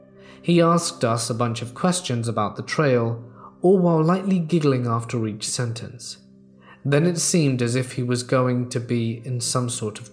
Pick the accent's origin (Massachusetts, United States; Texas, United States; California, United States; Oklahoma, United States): Texas, United States; I'm originally from the Gulf Coast of Texas, and when I was a kid growing up there, it was very easy to go from the bustling bright lights of Houston to the dark, deserted country road in only a few minutes.